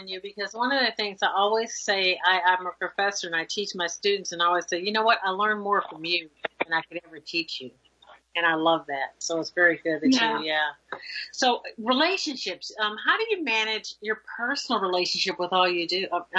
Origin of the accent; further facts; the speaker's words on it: Indiana, United States; I'm your neighbor.